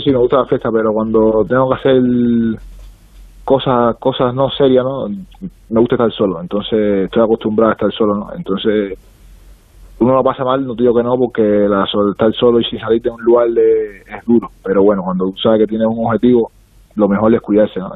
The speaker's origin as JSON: {"language": "Spanish", "country": "Cuba", "also_born_or_lived": "San Miguel", "moved": "yes", "lives_now": "Spain", "said": "soy cubano"}